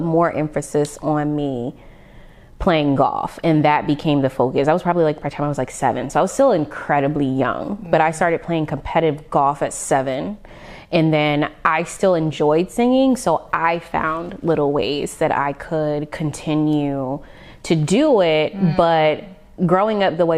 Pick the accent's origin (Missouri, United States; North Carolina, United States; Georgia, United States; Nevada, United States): Nevada, United States; Las Vegas; growing up in Vegas, I performed a lot.